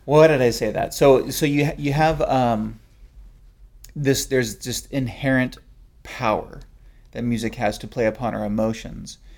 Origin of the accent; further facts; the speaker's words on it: South San Francisco Bay Area, California, United States; growing up in the South San Francisco Bay Area